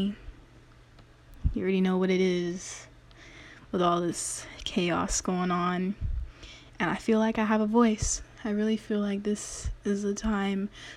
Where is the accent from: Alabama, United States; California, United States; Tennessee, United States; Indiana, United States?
California, United States; Daly City; I went to a predominantly Asian middle school. If you know Daly City, it is the most populated place full of Filipinos